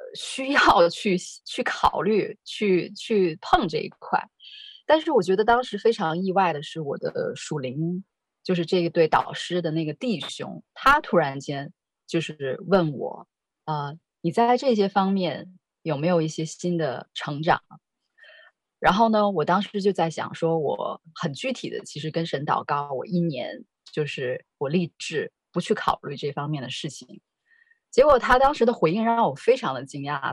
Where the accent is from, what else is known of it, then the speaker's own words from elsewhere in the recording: China; moved away; 我是在，啊，大陆长大的